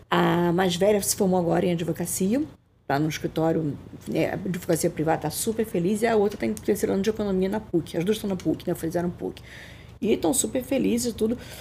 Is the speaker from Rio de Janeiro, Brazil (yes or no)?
yes; Rio de Janeiro, Brazil; eu sou carioca, carioquíssima, adoro Rio de Janeiro